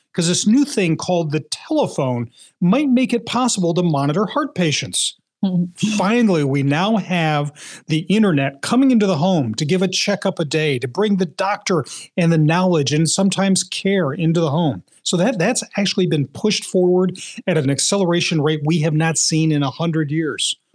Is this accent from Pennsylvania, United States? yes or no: yes; Philadelphia, Pennsylvania, United States; now in New England, United States; you may be able to hear this in my, uh, my accent, uh, that even though I'm a proud New Englander now, I grew up in Philadelphia.